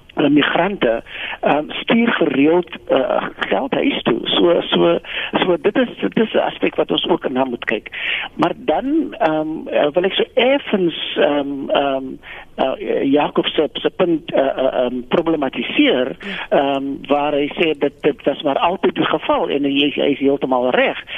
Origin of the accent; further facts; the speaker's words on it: South Africa; as Suid-Afrikaners